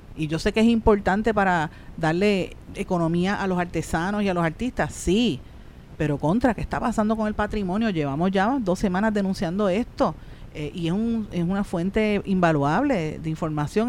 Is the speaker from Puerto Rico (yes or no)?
yes; Puerto Rico; los que nos quedamos